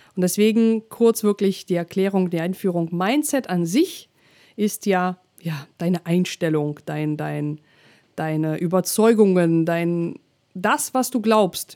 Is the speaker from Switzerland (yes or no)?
no; Russia; German is a second language; now in Germany; bin ich noch in Russland aufgewachsen, dann habe ich noch meinen Akzent ähm, damals ja noch ein bisschen stärker gehabt